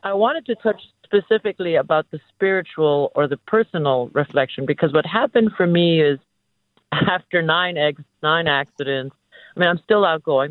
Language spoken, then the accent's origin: English; Philippines; now in San Francisco, United States; I'm also um, a foreigner, at least, uh, and an immigrant, and I was Filipino, and I'm Filipino